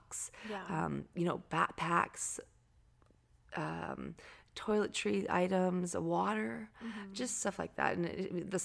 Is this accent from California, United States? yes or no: no; Anacortes, Washington, United States; moved away; I'm from Seattle area. I mean, the Northwest. So Anacortes is like north of Seattle